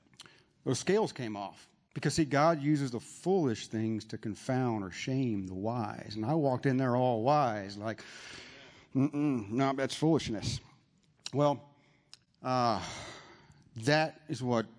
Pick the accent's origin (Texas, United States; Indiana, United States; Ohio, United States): Texas, United States; San Antonio; now in Dallas, United States; I was born and raised in San Antonio